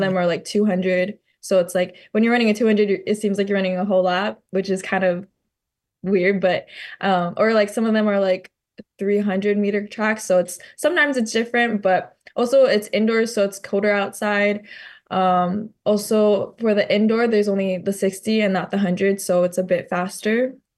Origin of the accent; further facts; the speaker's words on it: Maui, Hawaii, United States; growing up on Maui